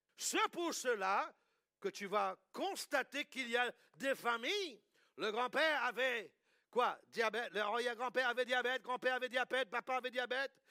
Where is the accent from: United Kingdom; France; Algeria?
United Kingdom; England; moved away; also born or lived in United States; Quand j'étais petit, moi j'ai grandi en Angleterre